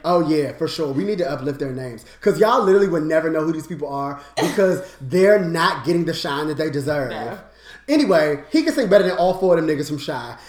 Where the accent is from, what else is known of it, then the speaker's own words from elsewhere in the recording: Washington, District of Columbia, United States; I'm from DC. Like, that's where I'm from.